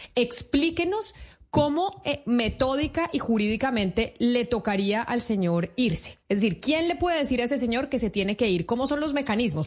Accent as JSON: {"language": "Spanish", "country": "Colombia", "said": "Nosotros aquí en Colombia"}